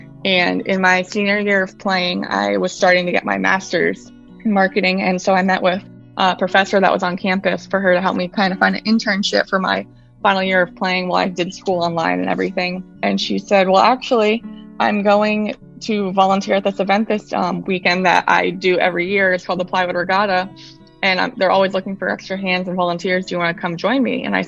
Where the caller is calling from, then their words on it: Fort Lauderdale, Florida, United States; I am coming from sunny and hot South Florida, Fort Lauderdale.